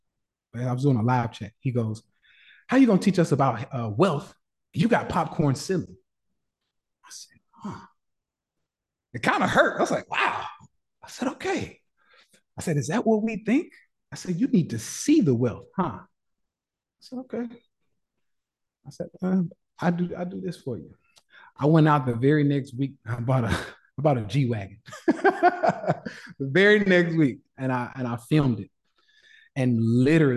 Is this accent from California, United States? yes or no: no; Nashville, Tennessee, United States; I'm from the South, born and raised in Nashville, Tennessee